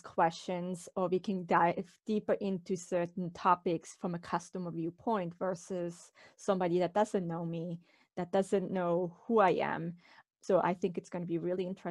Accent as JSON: {"language": "English", "country": "Switzerland", "tie": "born or raised there", "moved": "as an adult", "lives_now": "Warwick, United States", "said": "I'm originally from Switzerland, born and raised there, but moved in 1999 to the United States"}